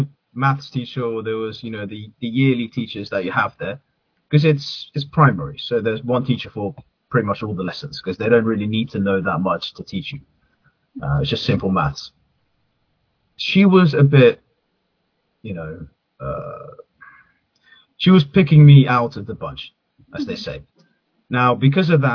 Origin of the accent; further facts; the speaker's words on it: Netherlands; English is a second language; now in Bournemouth, United Kingdom; growing up in Holland as a Middle Easterner